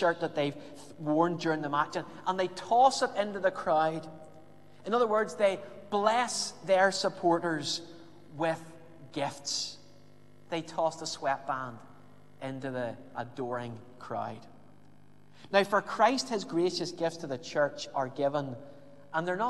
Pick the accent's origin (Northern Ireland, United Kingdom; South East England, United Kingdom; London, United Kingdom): Northern Ireland, United Kingdom; Belfast; growing up in Belfast